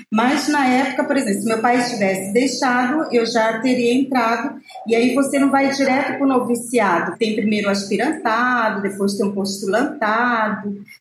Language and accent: Portuguese; Pará, Brazil; born there; also born or lived in Belém; Eu nasci na Ilha do Marajó e lá já tinha as irmãs agostinianas missionárias, que tem os padres agostinianos recoletos.